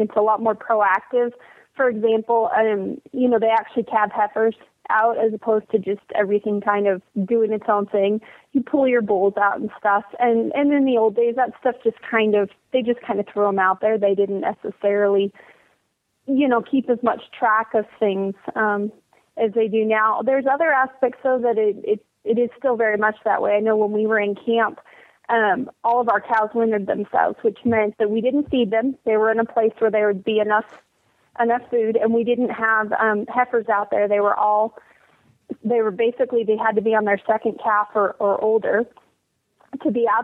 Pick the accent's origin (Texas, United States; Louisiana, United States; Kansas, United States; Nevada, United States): Nevada, United States; moved away as an adult; also born or lived in California / Washington; now in Oregon, United States; I was born in California, which I don't really tell too many people that. I consider myself from Nevada. That's where I spent most of the time growing up.